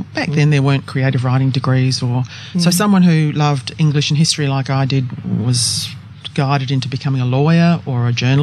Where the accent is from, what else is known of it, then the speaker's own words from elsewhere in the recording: Adelaide, South Australia, Australia; I was born in Adelaide